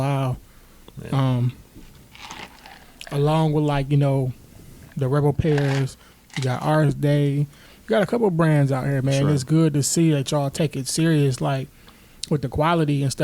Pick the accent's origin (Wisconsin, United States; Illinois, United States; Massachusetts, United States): Wisconsin, United States; Milwaukee; Growing up in Milwaukee, it could definitely be tough